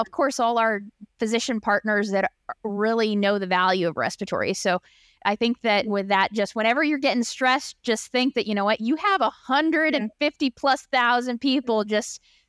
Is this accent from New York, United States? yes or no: no; Maryland, United States; I'm from the Maryland, D.C. area.